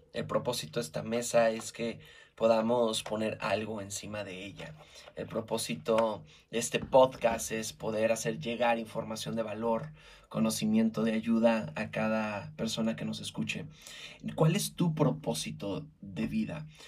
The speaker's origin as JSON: {"language": "Spanish", "country": "Mexico", "said": "como buen mexicano"}